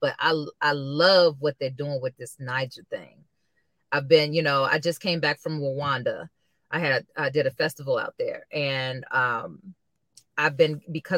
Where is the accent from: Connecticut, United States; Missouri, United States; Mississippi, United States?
Missouri, United States; St. Louis; my hometown, St. Louis